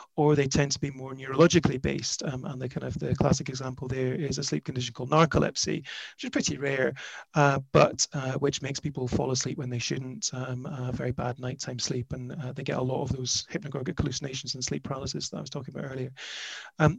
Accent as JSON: {"language": "English", "area": "the Highlands", "region": "Scotland", "country": "United Kingdom", "also_born_or_lived": "Glasgow / Edinburgh / Sydney", "moved": "yes", "lives_now": "London, United Kingdom", "said": "I'm from the Highlands"}